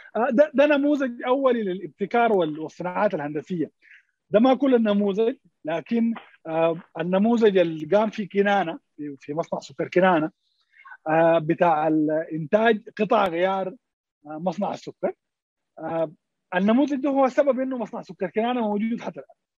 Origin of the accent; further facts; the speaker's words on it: Sudan; عندنا في السودان